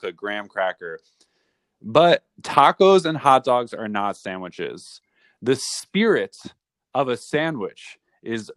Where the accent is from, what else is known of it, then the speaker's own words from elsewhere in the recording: New Rochelle, New York, United States; my hometown, New Rochelle, New York